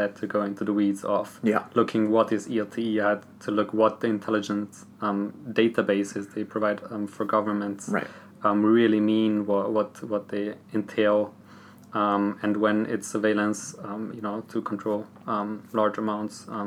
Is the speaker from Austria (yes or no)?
yes; southern Austria, Austria; I'm from Austria. I'm from the Slovenian ethnic group, which is a minority in the southern part of Austria